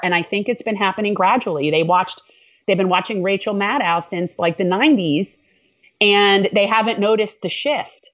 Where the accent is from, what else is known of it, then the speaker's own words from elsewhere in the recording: North Miami, Florida, United States; I'm a native Floridian. I was born in North Miami, Florida